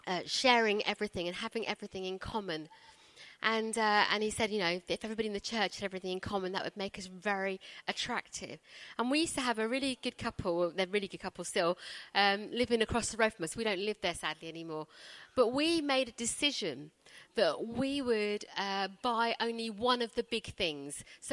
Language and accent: English; India; born there; I was born in India. I don't feel God calling me to India.